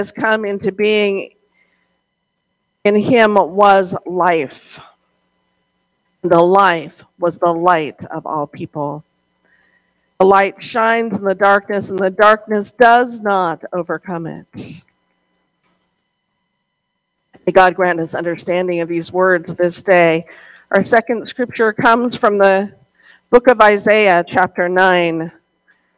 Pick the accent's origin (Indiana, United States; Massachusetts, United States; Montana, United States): Montana, United States; growing up in Montana, we had several Christmas traditions